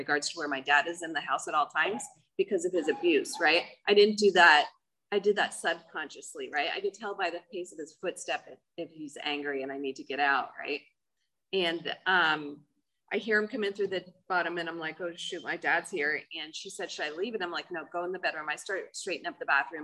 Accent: New York, United States; I'm from New York. I grew up in an alcoholic family

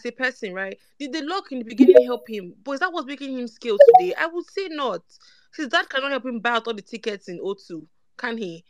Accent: Benin City, Edo, Nigeria; moved away as an adult; now in United Kingdom; I grew up in Benin City

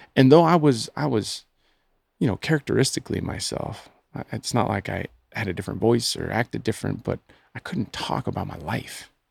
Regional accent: United States; I'm an American

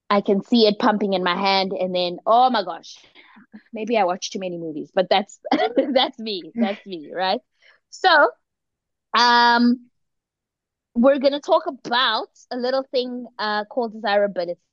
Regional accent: South Africa; moved away; being a South African woman

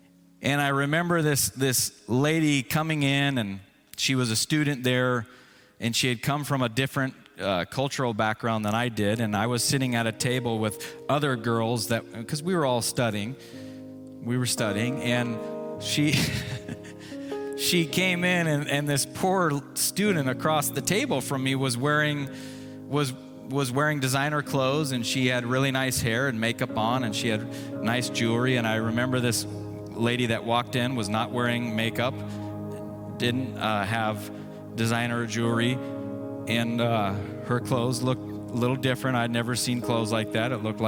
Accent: Seattle, Washington, United States; Now, I grew up on the West Coast. I grew up in Seattle, Washington, and I had never come across somebody abusing this passage ever in all my life.

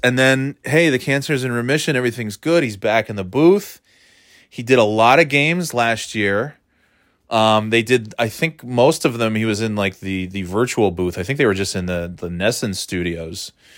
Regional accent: New Hampshire, United States; I'm from New Hampshire

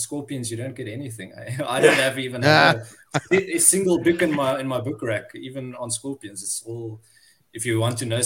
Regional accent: Cape Town, Western Cape, South Africa; I'm from Cape Town in South Africa.

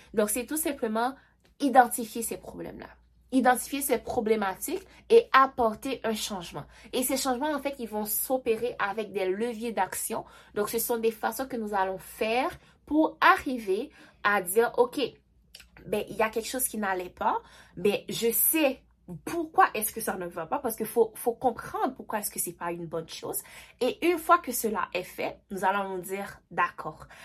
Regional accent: Haiti; je suis haïtienne

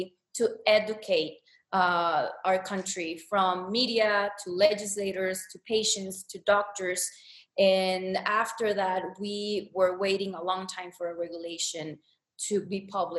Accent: Chihuahua, Mexico; I'm from Chihuahua, Mexico, the north part of Mexico, and we have a border

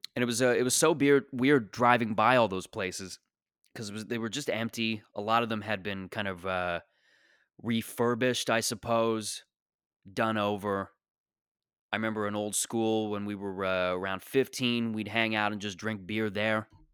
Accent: Mississauga, Ontario, Canada; I grew up in Mississauga, Ontario

